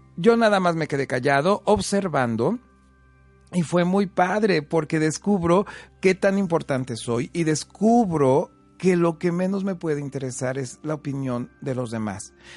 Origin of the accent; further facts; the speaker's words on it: Huamantla, Tlaxcala, Mexico; now in Puebla, Mexico; soy originario de Guamante, Tlaxcala, un pueblo mágico hermoso